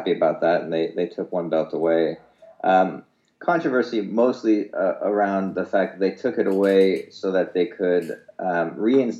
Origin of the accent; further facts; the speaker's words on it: San Francisco, California, United States; I was born in San Francisco